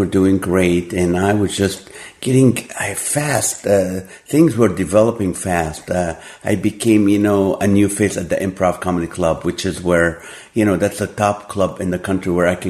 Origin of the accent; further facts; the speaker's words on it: Kuwait; moved away; also born or lived in Nazareth, Israel / Hollywood; I was born in the Holy Land. I grew up in Kuwait.